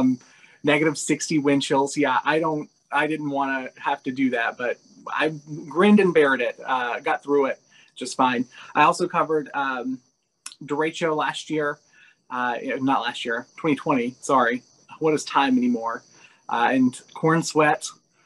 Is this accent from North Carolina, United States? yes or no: yes; Lincolnton, North Carolina, United States; I am originally from Lincolnton, North Carolina, so rural North Carolina.